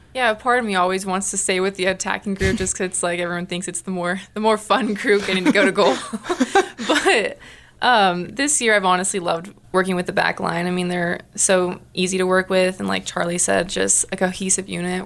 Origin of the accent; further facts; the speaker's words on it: Riverside, California, United States; moved away as an adult; now in Missoula, United States; I'm from Riverside, California